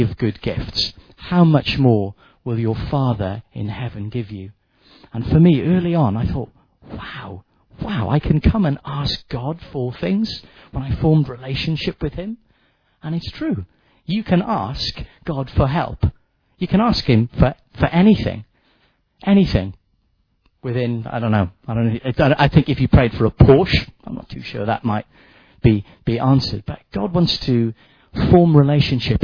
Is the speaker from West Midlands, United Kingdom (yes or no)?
no; Wales, United Kingdom; I'm a Welshman